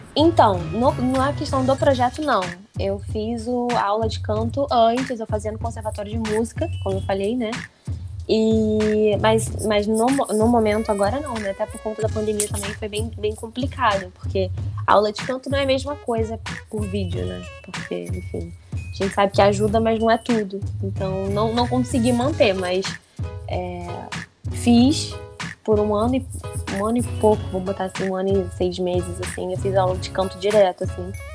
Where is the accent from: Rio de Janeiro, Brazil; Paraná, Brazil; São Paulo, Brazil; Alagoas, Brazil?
Rio de Janeiro, Brazil; São Gonçalo; eu sou de São Gonçalo, mas é só atravessar a rua, eu tô em Niterói, porque eu moro em Canativa